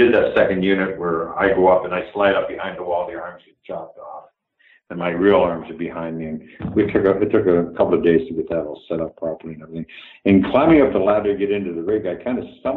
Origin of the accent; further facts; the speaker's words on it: Canada; moved away; Canada was a very, very green, very new place, and I'm so grateful I come from there.